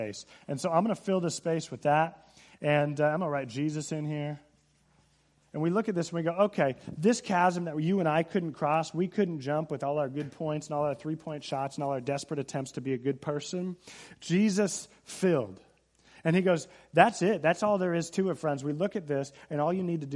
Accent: Seattle, Washington, United States; I'm from Seattle area, and we got to look at Mount Rainier.

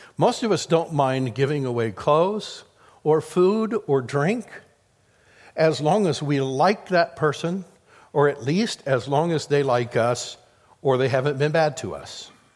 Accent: Midwest, United States; I grew up in the Midwest

